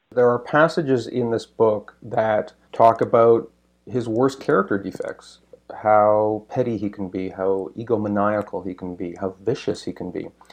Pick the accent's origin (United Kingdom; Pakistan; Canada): Canada; as a Canadian